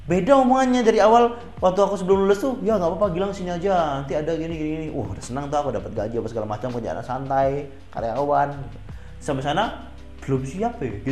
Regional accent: Jambi, Indonesia; aku sebelum lulus dijanjikan sebuah pekerjaan di kota asalku pak di Jambi

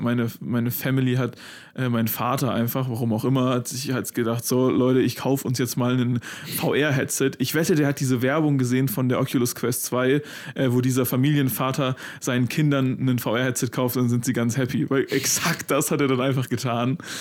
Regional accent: Freiburg, Baden-Württemberg, Germany; da wo Maxi und ich aufgewachsen sind in Freiburg

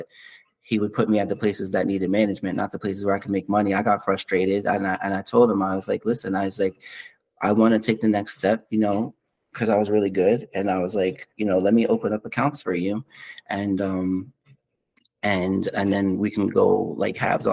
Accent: Middlesex County, New Jersey, United States; also born or lived in Trenton, New Jersey; So I'm from Middlesex County

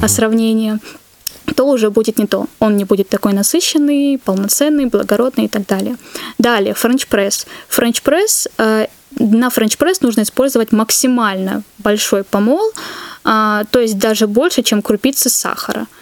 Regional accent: Pyatigorsk, Stavropol Krai, Russia; moved away; в Пятигорске, откуда я родом

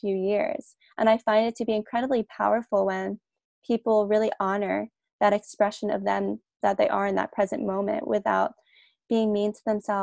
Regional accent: New Jersey, United States; now in Australia; I'm originally from New Jersey in the States, but I live in Australia now with my partner.

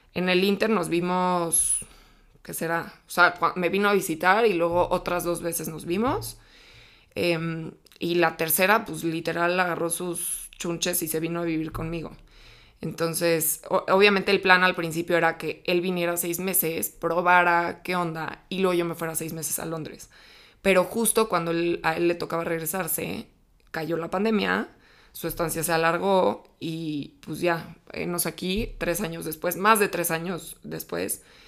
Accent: Mexico City, Mexico; born or raised there

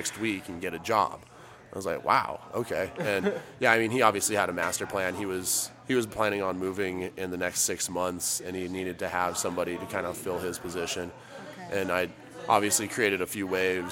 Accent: Albuquerque, New Mexico, United States; also born or lived in Portland, Oregon / Los Angeles; I've been more or less born and raised in Albuquerque, New Mexico. Been there since I was 3.

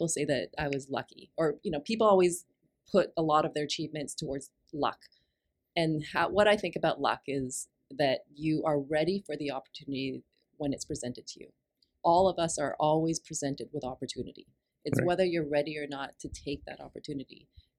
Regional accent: Hong Kong; born there; So I had finished university and moved over to Hong Kong. I was born in Hong Kong.

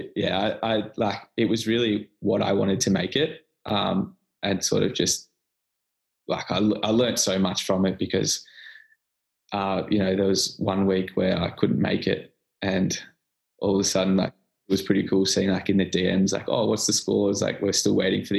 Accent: Bulleen, Victoria, Australia; I'm from Bulleen, so Williamstown was quite far away.

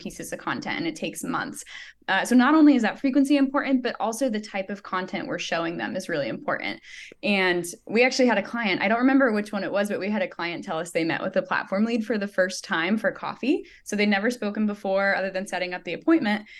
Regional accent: Joplin, Missouri, United States; she's in Joplin, um, which is actually my hometown.

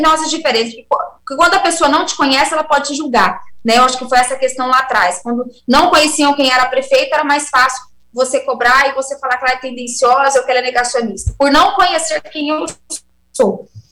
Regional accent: Brazil; como brasileira que sou

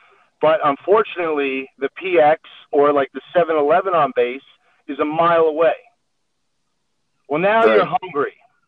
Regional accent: East Coast, United States; so we grew up on the East Coast.

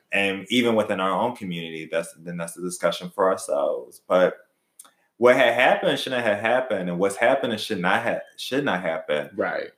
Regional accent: Philadelphia, Pennsylvania, United States; when I was growing up in Philly

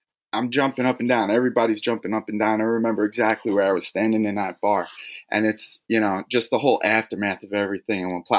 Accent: New York City, New York, United States; it was in my hometown in Queens, you know, in Glendale

